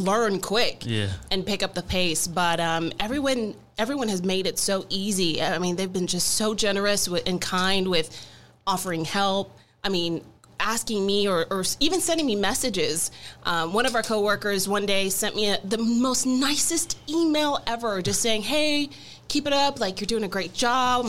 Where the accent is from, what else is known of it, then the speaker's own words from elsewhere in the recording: Dallas, Texas, United States; also born or lived in Houston / Corpus Christi; I'm originally from Houston, grew up in Dallas, and for the past 10 years, I've been almost 10 years, just shy of 10 years, in the Coastal Bend down in Corpus Christi.